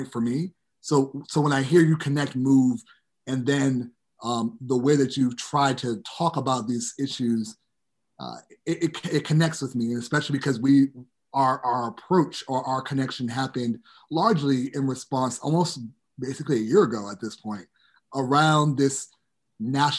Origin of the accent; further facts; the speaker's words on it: New York City, New York, United States; growing up in New York City and then in the suburbs of New York City